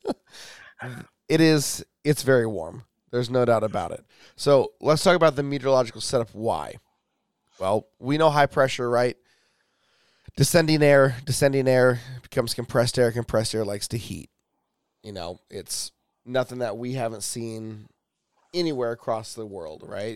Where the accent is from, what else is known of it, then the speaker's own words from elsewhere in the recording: Portland, Oregon, United States; the city of Portland, we're special